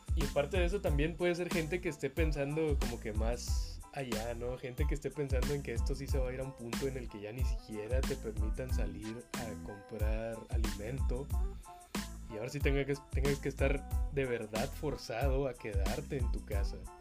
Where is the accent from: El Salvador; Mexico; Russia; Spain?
Mexico; Nuevo León; la gente que somos de Nuevo León